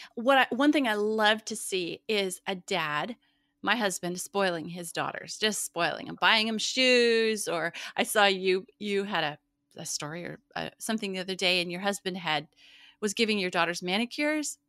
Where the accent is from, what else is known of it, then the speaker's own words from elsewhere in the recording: Montana, United States; now in Midwest, United States; where I grew up in Montana